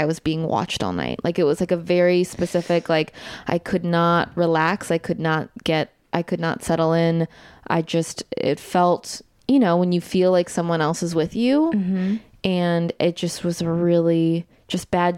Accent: Evanston, Illinois, United States; my hometown

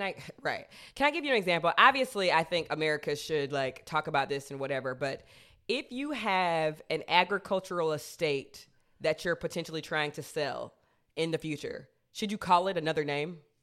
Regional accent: United States; I'm an American

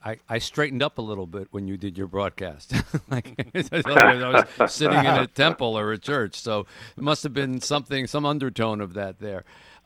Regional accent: Philadelphia, Pennsylvania, United States; moved away; I grew up in Philadelphia

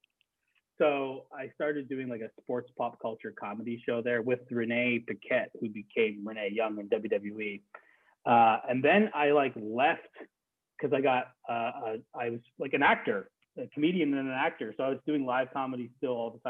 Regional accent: Canada; moved away as an adult; now in United States; I'm Canadian. So I started in Canada

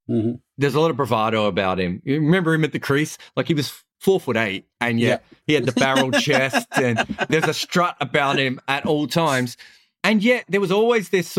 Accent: Victoria, Australia; I grew up in Victoria

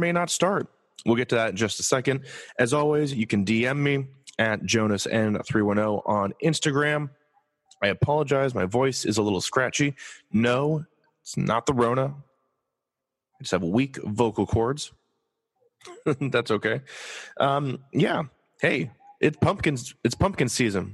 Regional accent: Los Angeles, California, United States; I'm from Los Angeles

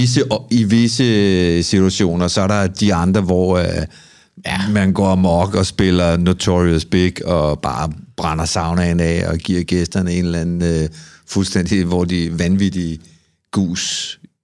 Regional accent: Copenhagen, Capital Region of Denmark, Denmark; Jeg er en fyr fra Amager

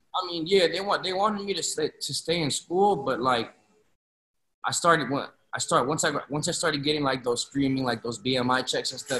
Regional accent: Florida, United States; also born or lived in Chicago, Illinois; I moved to Florida when I was like three, four years old

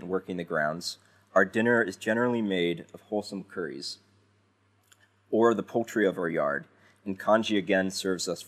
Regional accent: United States; as an American

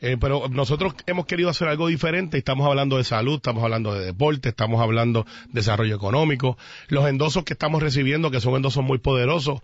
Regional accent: Guaynabo, Puerto Rico

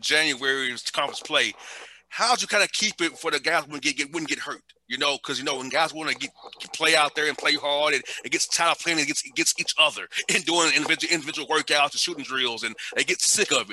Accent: Atlanta, Georgia, United States; I grew up in Atlanta, all black neighborhood, very poor neighborhood

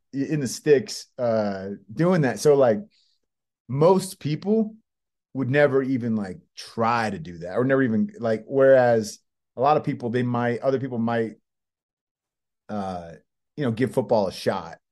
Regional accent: Bay Area, California, United States; moved away as an adult; also born or lived in San Diego / Los Angeles; I grew up in the Bay Area.

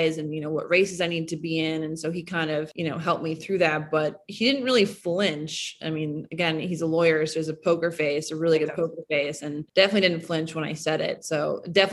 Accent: Minnesota, United States; I grew up in Minnesota

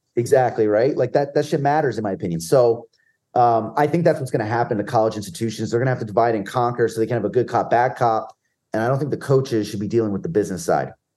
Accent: New Jersey, United States; I grew up in middle of nowhere, New Jersey, and ninety-five percent of my peers were Giant fans

